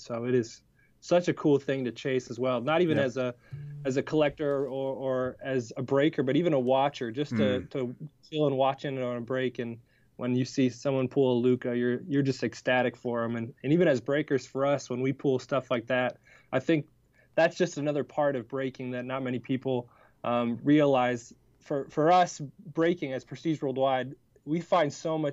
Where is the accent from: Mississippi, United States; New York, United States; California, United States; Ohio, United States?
Ohio, United States; Cleveland; I grew up in Cleveland